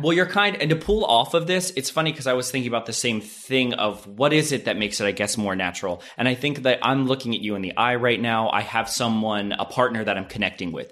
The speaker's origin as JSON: {"language": "English", "area": "Lancaster County", "region": "Pennsylvania", "country": "United States", "tie": "born or raised there", "moved": "yes", "lives_now": "Los Angeles, United States", "said": "I'm from Amishtown, Pennsylvania. So I think growing up in that area, it was very Republican"}